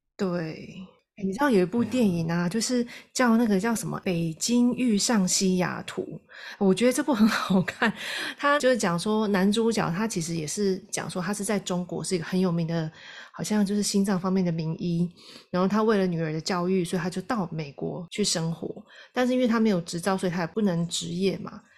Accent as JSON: {"language": "Chinese", "country": "Taiwan", "said": "我们台湾人"}